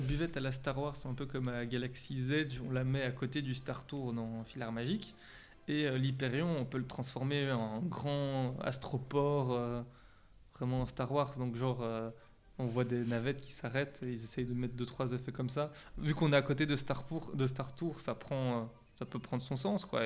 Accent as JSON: {"language": "French", "country": "Belgium", "accent": "Belgian", "said": "mon accent, je sais, il vient de, vient de chez nous"}